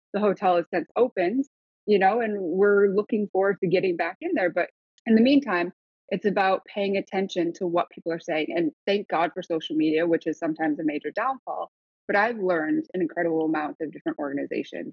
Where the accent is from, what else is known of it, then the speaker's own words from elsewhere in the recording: Grand Rapids, Michigan, United States; also born or lived in Seoul, South Korea; So I was born in Seoul and then I flew from Seoul to Detroit, Michigan, and drove across the country to where I inevitably grew up, which was Grand Rapids